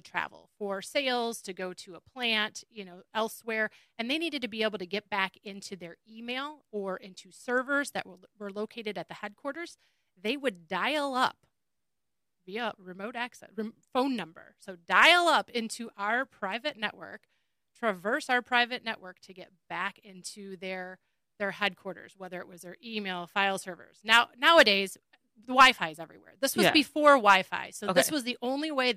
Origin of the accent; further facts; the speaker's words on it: Rochester, Michigan, United States; also born or lived in Eastpointe (East Detroit), Michigan / Troy, Michigan / Lake Orion, Michigan; we moved, towards the end of elementary school to Rochester. So I did the majority of my growing, I guess, in Rochester